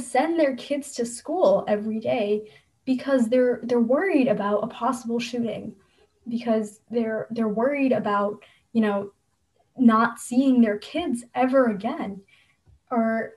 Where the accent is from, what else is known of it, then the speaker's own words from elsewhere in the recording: New Jersey, United States; I come from a state, I'm from New Jersey